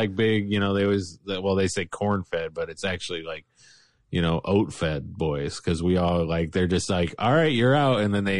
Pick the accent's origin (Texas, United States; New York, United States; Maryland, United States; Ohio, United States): Ohio, United States; Bradner; also born or lived in Fostoria, Ohio; So I was raised in Bradnor, Ohio.